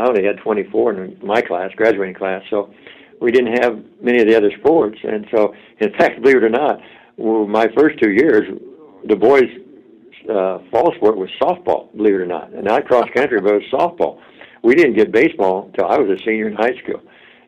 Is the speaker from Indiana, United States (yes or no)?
yes; Roachdale, Indiana, United States; I was from Rochdale